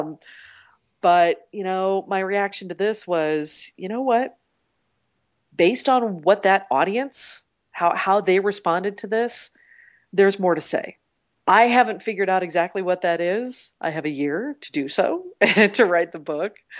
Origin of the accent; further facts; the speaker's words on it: Portland, United States; moved away; I grew up in Portland and my parents still live there